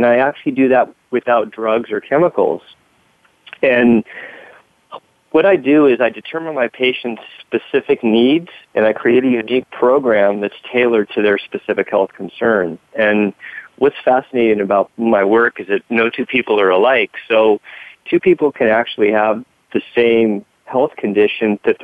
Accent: Southern California, United States; I grew up in Southern California

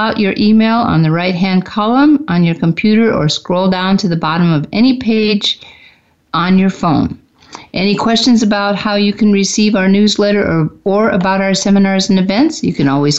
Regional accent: Midwest, United States; born there; I was born in the Midwest. I wasn't completely raised there. I was raised all over the U.S., but mostly have Midwest roots.

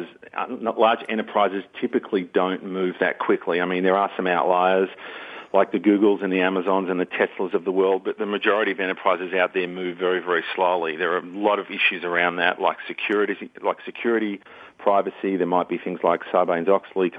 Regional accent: Melbourne, Victoria, Australia; moved away as an adult; now in Atlanta, United States; I'm actually originally from Australia, born and raised in Melbourne, Victoria

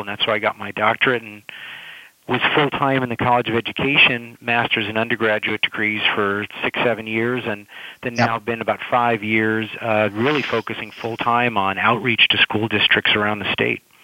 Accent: California, United States; I'm from California

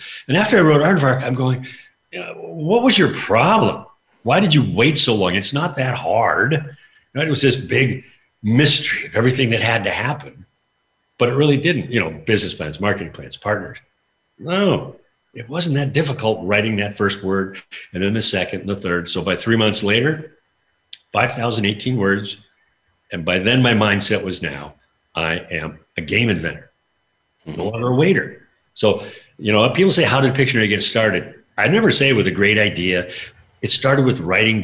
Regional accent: Spokane, Washington, United States; also born or lived in Vancouver, Canada; I was born in Canada, Vancouver, but I grew up in Spokane, Washington

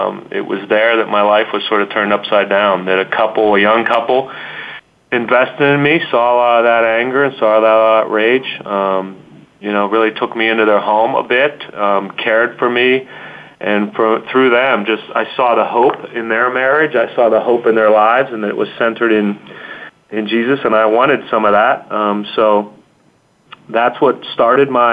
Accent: Munhall, Pennsylvania, United States; I grew up in the Homestead sort of Munhall area

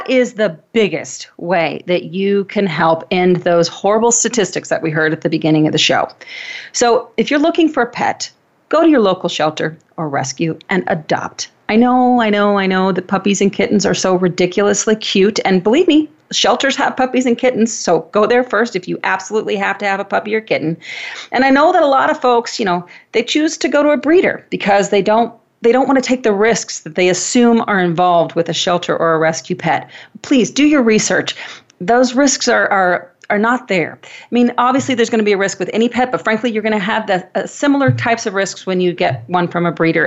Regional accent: Wenatchee, Washington, United States; born or raised there

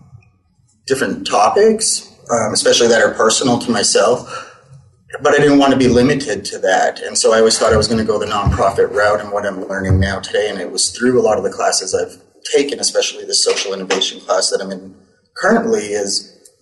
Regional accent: Winnipeg, Manitoba, Canada; moved away; I grew up in Winnipeg. I'm from Canada

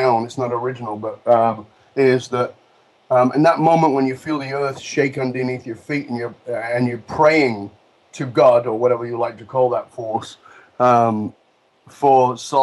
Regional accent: Salford, North West England, United Kingdom; I was born in Broughton, which is a ghetto inside of a ghetto of Salford, which is part of Manchester.

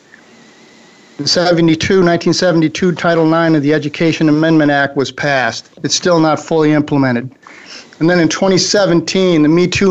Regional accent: Fredonia, New York, United States; moved away; near my hometown of Fredonia, New York

